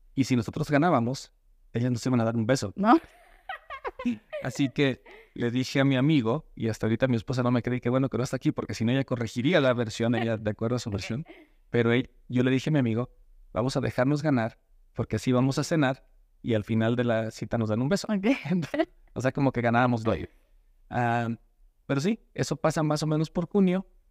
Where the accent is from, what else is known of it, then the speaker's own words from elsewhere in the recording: Mexico; now in United States; vivir bien aquí y disfrutar cuando estoy en México a lo más que pueda